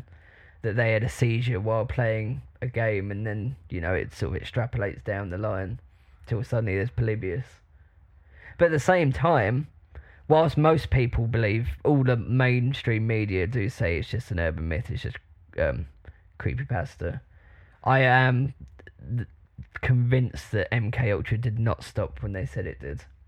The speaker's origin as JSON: {"language": "English", "country": "United Kingdom", "said": "I'm like proper British"}